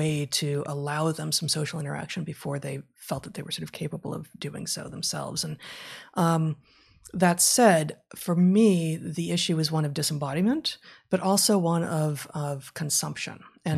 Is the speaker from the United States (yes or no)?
yes; Los Angeles, California, United States; I grew up in West LA in the 70s and 80s.